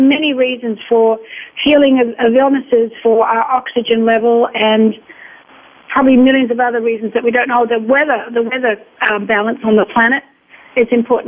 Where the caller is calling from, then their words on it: Florida, United States; Calling from Florida. My husband and I live in Florida.